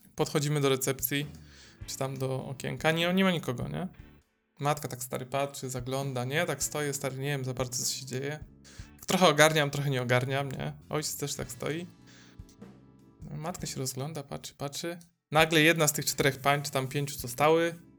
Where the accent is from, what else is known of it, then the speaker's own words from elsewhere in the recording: Dąbrowa Górnicza, Silesian Voivodeship, Poland; now in Gliwice, Poland; ja jestem z Dąbrowy Górniczej